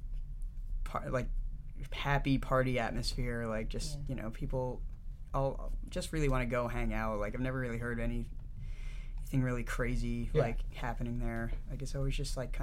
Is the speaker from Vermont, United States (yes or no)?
no; New Jersey, United States; now in New York City, United States; I'm from New Jersey.